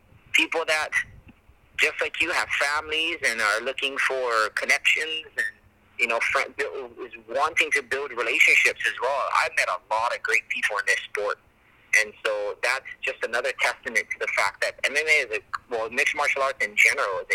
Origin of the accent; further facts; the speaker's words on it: Hawaii, United States; representing my hometown as well, you know, and homeland. So anytime I go to the international, I'm representing America and then Hawaii as well